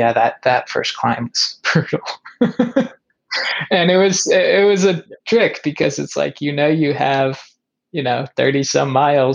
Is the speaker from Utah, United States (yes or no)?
no; Kansas, United States; I came from Kansas, you know, downhills are going to be the worst for me.